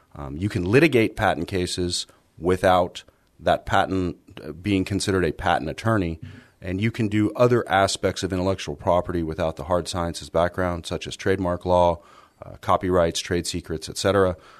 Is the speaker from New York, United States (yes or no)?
no; San Antonio, Texas, United States; I grew up here in San Antonio